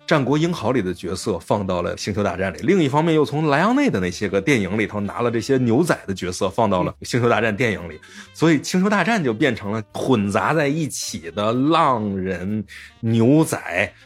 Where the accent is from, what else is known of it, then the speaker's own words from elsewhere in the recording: China; 我们作为中国人来讲